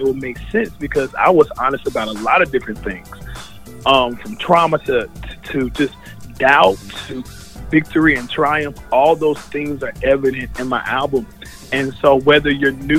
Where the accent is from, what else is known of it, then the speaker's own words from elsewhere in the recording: Charlotte, North Carolina, United States; I am from North Carolina, born and bred in Charlotte